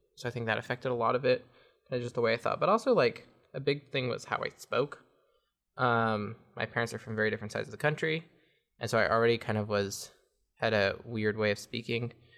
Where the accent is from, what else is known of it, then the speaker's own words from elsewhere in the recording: Ferndale, California, United States; also born or lived in Fortuna, California; I was born in Northern California, in Fortuna. Um, lived in Ferndale for nine years